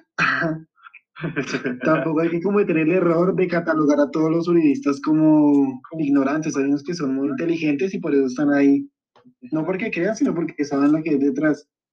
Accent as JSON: {"language": "Spanish", "country": "Colombia", "said": "mi país"}